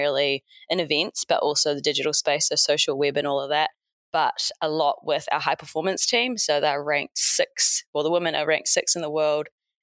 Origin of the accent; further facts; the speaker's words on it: Hawke's Bay, New Zealand; moved away as an adult; also born or lived in United States; now in Auckland, New Zealand; I moved back home to my hometown in Hawke's Bay.